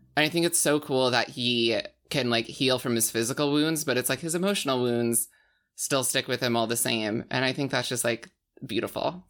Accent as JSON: {"language": "English", "region": "rural Alberta", "country": "Canada", "moved": "yes", "said": "I'm from Al-, like, rural Alberta"}